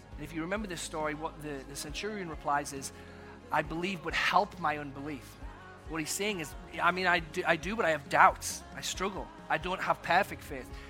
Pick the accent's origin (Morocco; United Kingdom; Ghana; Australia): United Kingdom; England; also born or lived in Texas; now in United States; when I grew up in England, I was called Skeletor by my sister